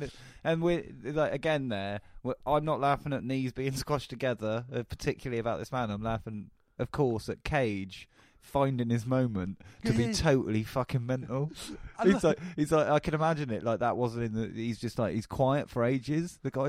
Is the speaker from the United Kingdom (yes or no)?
yes; England, United Kingdom; I'm such an English guy.